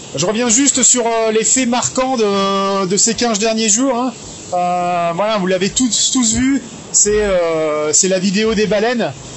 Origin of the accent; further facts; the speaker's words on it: Briançon, Provence-Alpes-Côte d'Azur, France; je suis montagnard. Hein. je suis né à Briançon, dans les Hautes-Alpes